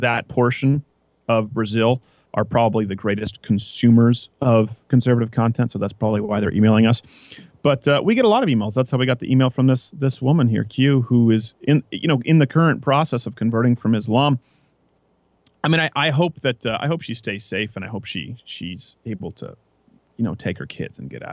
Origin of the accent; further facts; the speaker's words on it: Canada; now in United States; I was going from Prairieville Elementary to Centennial Regional High School, middle school. It's 7th and 8th grade is middle school in Canada